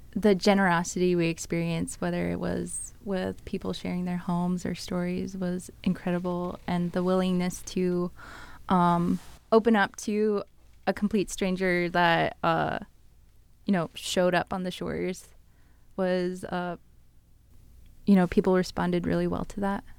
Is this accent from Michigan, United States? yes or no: no; Bristol Bay area, Igiugig, Alaska, United States; moved away; I grew up in the Bristol Bay area, um, in Iquiagic, and I grew up on a river